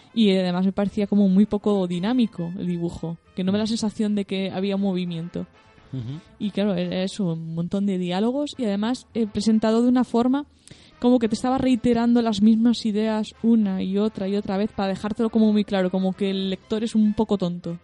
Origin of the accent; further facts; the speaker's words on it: Galicia, Spain; soy, gallega